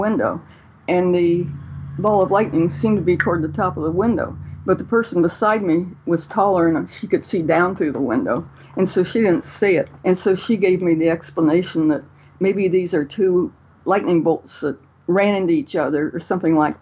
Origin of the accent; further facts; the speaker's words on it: north of Columbus, Ohio, United States; I grew up, actually, I'm on the farm I grew up on now, although I've traveled all over, north of Columbus, Ohio, in the middle of Ohio